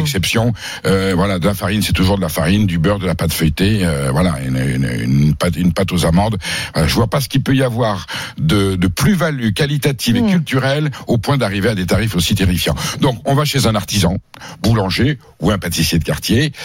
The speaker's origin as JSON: {"language": "French", "area": "Basque Country", "region": "Nouvelle-Aquitaine", "country": "France", "tie": "born or raised there", "said": "je viens du Pays-Bas"}